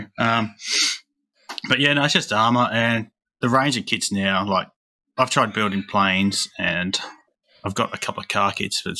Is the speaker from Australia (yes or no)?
yes; Adelaide, South Australia, Australia; I am an Australian scale modeler just out of Adelaide, which is down the real bottom end, the arse end of Australia